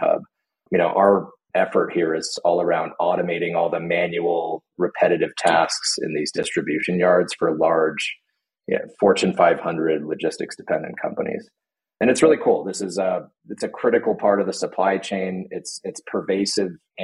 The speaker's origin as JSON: {"language": "English", "region": "California", "country": "United States", "tie": "born or raised there", "also_born_or_lived": "Bay Area", "moved": "as an adult", "lives_now": "Colorado, United States", "said": "I'm born and raised in California, at least for the most part"}